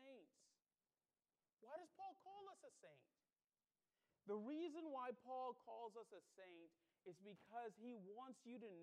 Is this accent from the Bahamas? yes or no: yes; Bahamas; now in United States; I was born in the Bahamas, and I became an American citizen.